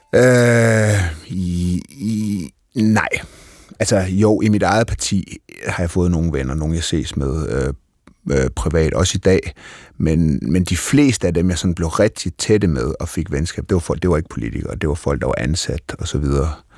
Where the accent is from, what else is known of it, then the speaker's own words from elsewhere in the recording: North Jutland, North Denmark Region, Denmark; Jeg er fra Nordjylland